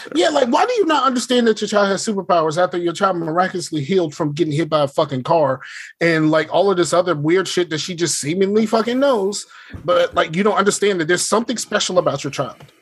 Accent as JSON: {"language": "English", "region": "the South", "country": "United States", "said": "I'm from the South"}